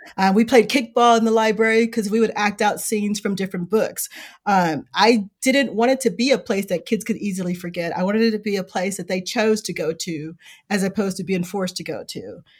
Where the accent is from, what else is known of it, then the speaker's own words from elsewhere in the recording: Chicago, Illinois, United States; now in South Bend, United States; I grew up in Chicago on the South Side. You hear a lot about Inglewood, that's where I grew up